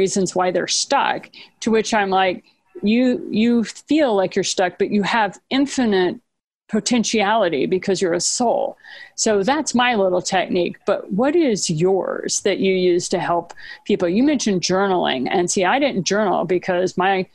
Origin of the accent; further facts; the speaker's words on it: Japan; I was raised in Japan